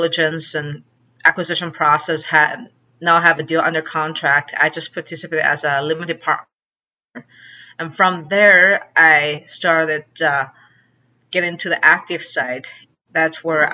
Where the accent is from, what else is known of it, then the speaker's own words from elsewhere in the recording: China; also born or lived in Chicago; now in Arkansas, United States; my hometown in China